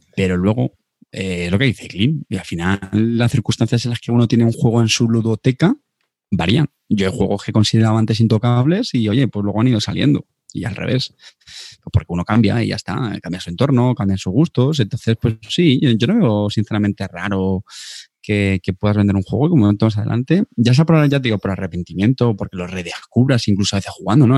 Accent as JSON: {"language": "Spanish", "town": "Montilla", "region": "Andalusia", "country": "Spain", "tie": "born or raised there", "said": "Munda es mi pueblo, Montilla"}